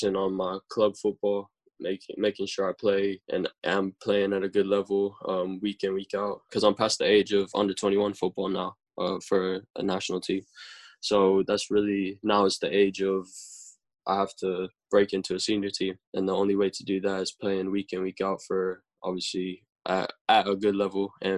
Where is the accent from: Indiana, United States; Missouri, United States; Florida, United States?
Florida, United States; moved away as an adult; now in London, United Kingdom; I'm from Florida